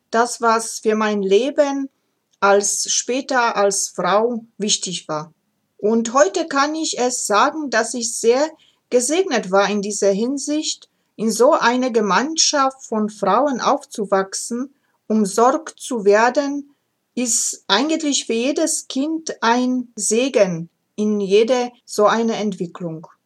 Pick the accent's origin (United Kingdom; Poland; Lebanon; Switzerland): Poland; Ozimek, Opole Voivodeship; Wer mich kennt, weiß es, dass ich gebürtig aus Oberschlesien komme, heute Polen, und ich komme aus kleinen Städtchen namens Ojimek Malapane, Nähe der Großstadt Oppeln.